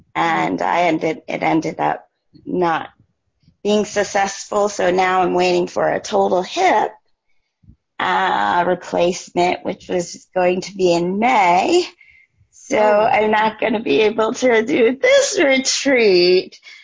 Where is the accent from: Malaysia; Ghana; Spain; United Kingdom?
Ghana; I'm from Ghana